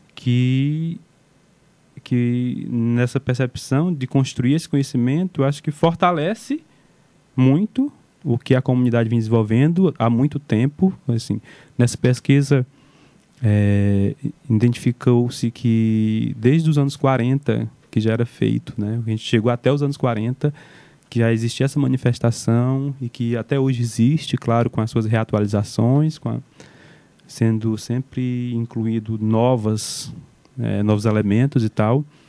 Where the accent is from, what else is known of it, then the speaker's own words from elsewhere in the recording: Amontada, Ceará, Brazil; sem esquecer de onde vim, sem esquecer onde as raízes estão fincadas, que é Caetanos de Cima, uma comunidade de resistência, um assentamento da reforma agrária